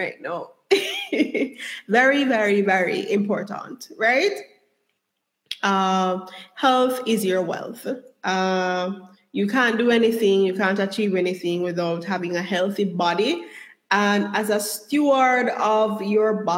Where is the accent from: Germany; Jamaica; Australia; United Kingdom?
Jamaica; moved away; also born or lived in United States; I was brought up in Jamaica